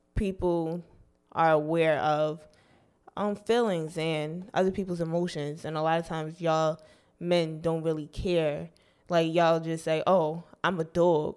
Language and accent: English; New Jersey, United States; I'm from North Jersey